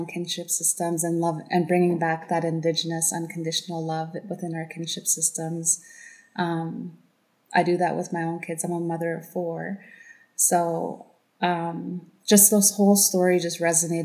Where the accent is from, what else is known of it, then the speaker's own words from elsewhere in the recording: Tache, British Columbia, Canada; I come from Plaz Dan, which is Tache, BC